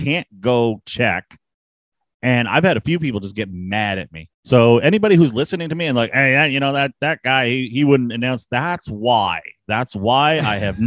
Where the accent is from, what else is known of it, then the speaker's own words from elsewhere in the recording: Canada; I'm Canadian